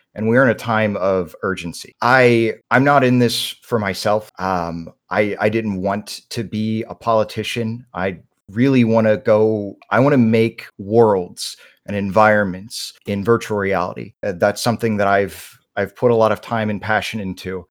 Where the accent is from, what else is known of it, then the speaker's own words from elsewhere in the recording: North Carolina, United States; I was born and raised in North Carolina